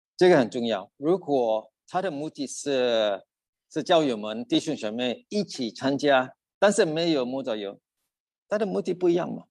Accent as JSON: {"language": "Chinese", "region": "Sabah", "country": "Malaysia", "tie": "born or raised there", "second_language": "Chinese", "moved": "yes", "lives_now": "Australia", "said": "我是从Sabbath出生的，来到澳大利亚大概三十八年了"}